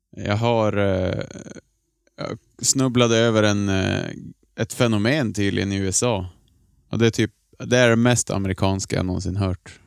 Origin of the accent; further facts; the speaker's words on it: Norrbotten County, Sweden; accent: Norrland dialect; som en norrbottning